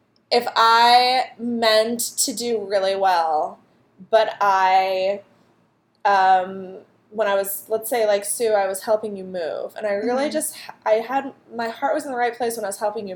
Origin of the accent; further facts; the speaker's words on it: Clarion, Pennsylvania, United States; Clarion, Pennsylvania, shout out to my hometown